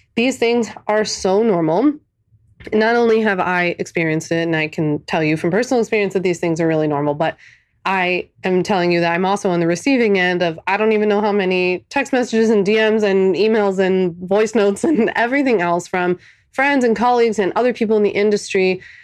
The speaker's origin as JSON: {"language": "English", "town": "Philadelphia", "region": "Pennsylvania", "country": "United States", "tie": "born or raised there", "moved": "as an adult", "said": "I'm a Philly born and raised girl, never left"}